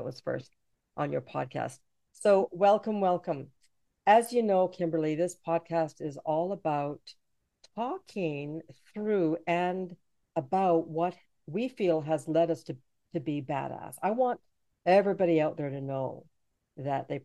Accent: Jamaica; now in Canada; I'm from Jamaica, and I didn't realize I was different until I moved to Canada

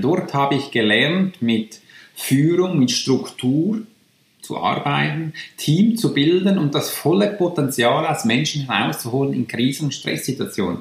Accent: Switzerland; accent: Swiss German; first language Swiss German; German is a second language; also born or lived in near Zürich; bin ich aus der Schweiz

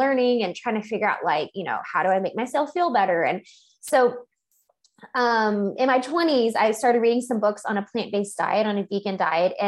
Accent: Louisiana, United States; now in Texas, United States; I'm originally from Louisiana

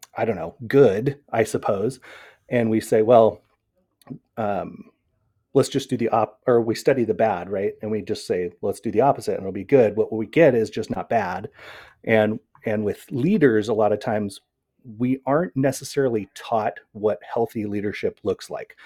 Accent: Seattle, Washington, United States; also born or lived in Puyallup; I come from the Pacific Northwest in the Seattle area

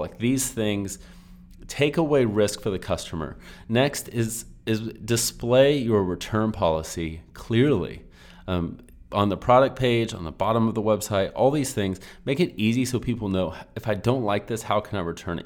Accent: Texas, United States; I normally say you guys, but lately I've been saying y'all. I'm from Texas

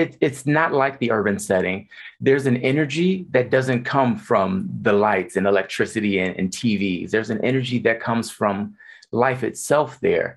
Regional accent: Michigan, United States; moved away as an adult; also born or lived in Texas; now in Las Vegas, United States; born and raised in Michigan, I moved to Texas and then to Nevada

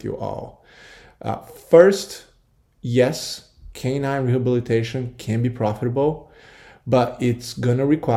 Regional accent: Brazil; now in United States; growing up in Brazil, we really didn't have Halloween

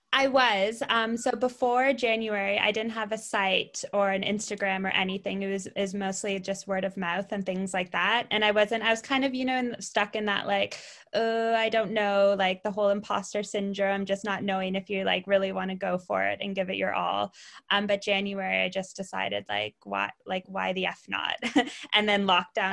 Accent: Ottawa, Ontario, Canada; moved away as an adult; also born or lived in London, United Kingdom; now in Bournemouth, United Kingdom; I'm Canadian originally. I'm from Ottawa, which is the capital, not Toronto

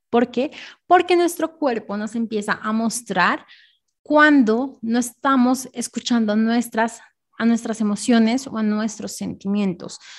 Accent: Bogotá, Colombia; yo nací en Bogotá, Colombia.

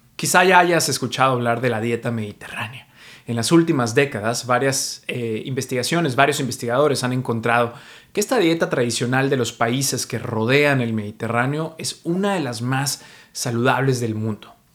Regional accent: Mexico; now in New York, United States; soy mexicano, pero vivo en Nueva York

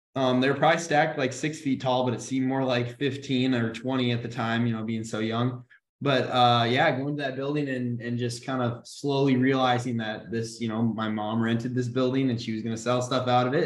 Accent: Grand Forks, North Dakota, United States; moved away as an adult; also born or lived in Washington, D.C.; we're originally from Grand Forks, North Dakota.

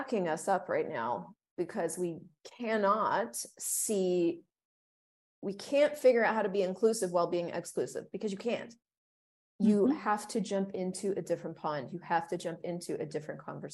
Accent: United States; growing up in the United States, I remember being very patriotic

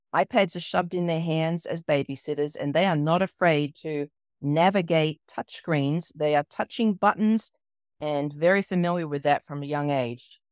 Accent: Australia; moved away as an adult; now in United States; I grew up in Australia, I was born and raised in Australia, so you might notice my accent

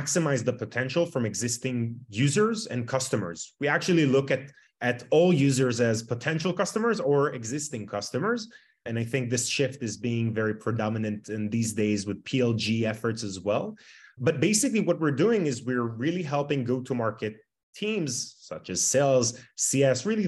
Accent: Tel Aviv, Tel Aviv District, Israel; born and raised in Tel Aviv, Israel.

